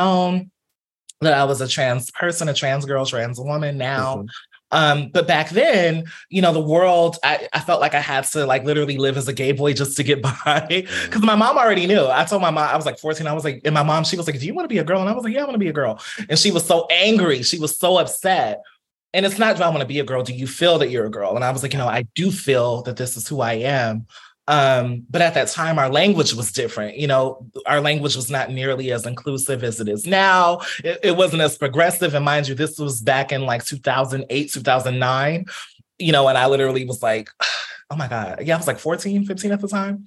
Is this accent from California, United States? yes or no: yes; Fresno, California, United States; also born or lived in Pasadena, California; born and partially raised in Fresno, California. So I grew up in Fresno